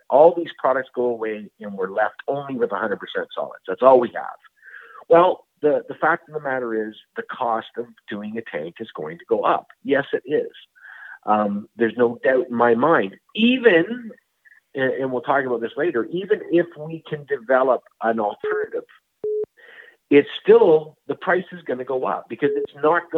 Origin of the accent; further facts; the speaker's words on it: Canada; being a Canadian